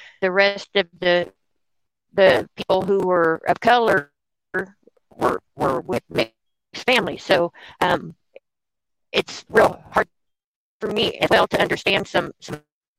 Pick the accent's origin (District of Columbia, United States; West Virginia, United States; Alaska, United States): West Virginia, United States; because I am from Podunk, West Virginia, small town, West Virginia. Our Black population is 1%.